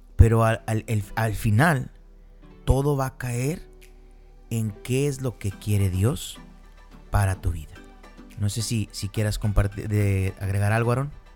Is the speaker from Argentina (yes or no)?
no; Piedras Negras, Coahuila, Mexico; soy de Piedras Negras, Coahuila. Yo nací en México.